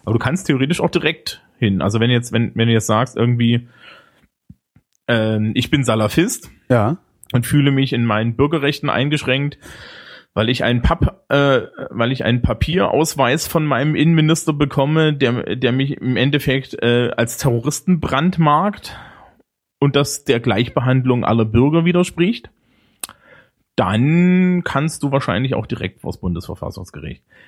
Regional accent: Germany; bei uns in Deutschland.

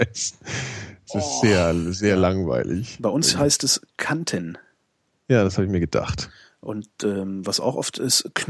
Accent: Bavaria, Germany; wie nennt man auf Hessisch und Kölsch das Ende vom Brot? Bei uns in Oberbayern ist es Scherzel.

